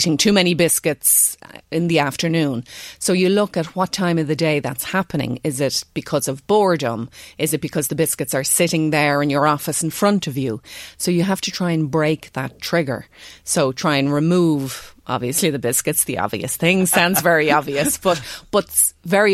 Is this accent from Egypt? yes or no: no; Ireland; being Irish